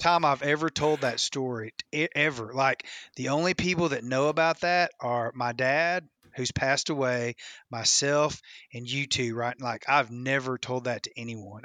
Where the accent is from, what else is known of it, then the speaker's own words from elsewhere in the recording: West Tennessee, United States; I grew up in West Tennessee on Kentucky Lake